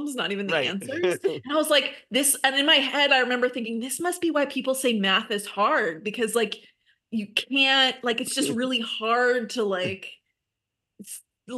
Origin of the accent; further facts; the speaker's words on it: Southern California, United States; a kid who grew up in Southern California